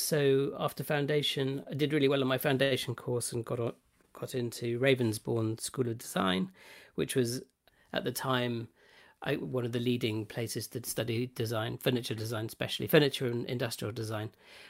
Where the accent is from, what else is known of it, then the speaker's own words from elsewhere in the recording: South East England, United Kingdom; So I grew up in West Oxfordshire, in a relatively small town on the edge of Oxford.